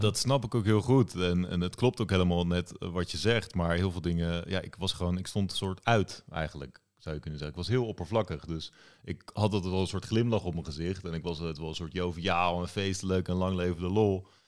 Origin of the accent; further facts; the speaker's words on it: The Hague, South Holland, Netherlands; Ik woon weer in Den Haag. Ik ben ook opgegroeid in Den Haag